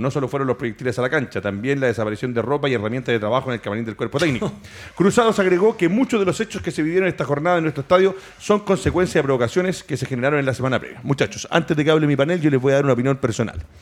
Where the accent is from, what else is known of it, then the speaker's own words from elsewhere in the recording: Chile; nosotros como los chilenos